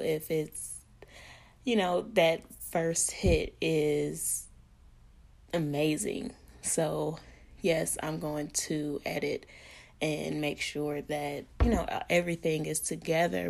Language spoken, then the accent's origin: English; Pine Bluff, Arkansas, United States; also born or lived in Milwaukee, Wisconsin; I was born in Milwaukee, Wisconsin, but raised in the great Pine Bluff, Arkansas